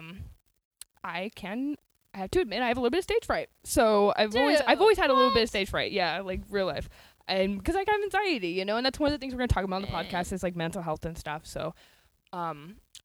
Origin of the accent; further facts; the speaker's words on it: Rancho Cordova, California, United States; now in Lincoln, United States; I'm from California, Rancho Cordova, California. That's where I grew up, but now I live in Lincoln, California.